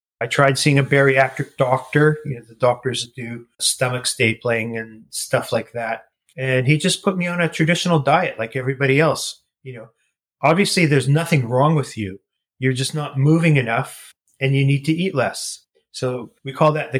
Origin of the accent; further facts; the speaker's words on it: Winnipeg, Manitoba, Canada; moved away; also born or lived in Toronto; I was born and raised in Winnipeg, Manitoba